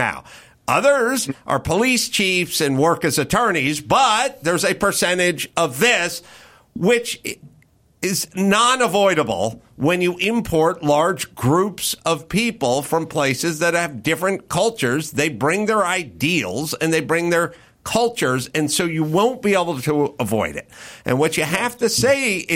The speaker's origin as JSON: {"language": "English", "town": "Los Angeles", "region": "California", "country": "United States", "tie": "born or raised there", "said": "I grew up in Los Angeles"}